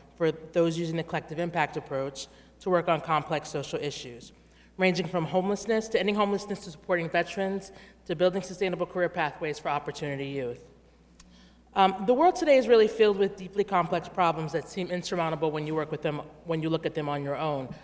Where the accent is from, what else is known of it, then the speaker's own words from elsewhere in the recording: Washington, District of Columbia, United States; D C where I'm from